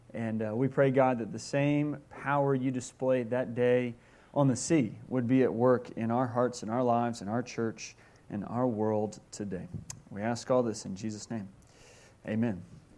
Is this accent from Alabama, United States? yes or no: yes; Mobile, Alabama, United States; I grew up on the Gulf Coast in Alabama, in Mobile, Alabama.